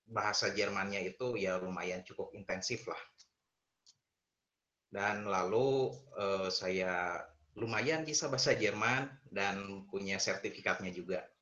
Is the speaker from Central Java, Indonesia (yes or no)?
no; Tasikmalaya, West Java, Indonesia; also born or lived in Garut; dan saya asli Garut, namun dari kecil sampai besar, sampai SMA, saya itu sekolah di SMA Negeri 3, Kota Tasikmalaya.